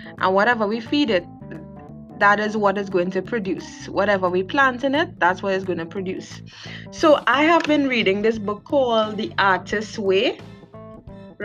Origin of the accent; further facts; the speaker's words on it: South Trinidad, Trinidad & Tobago; I am from South Trinidad